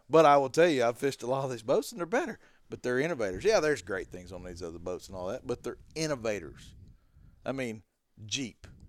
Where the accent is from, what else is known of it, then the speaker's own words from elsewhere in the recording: Arkansas, United States; I'm from freaking Po Dunk Town, Arkansas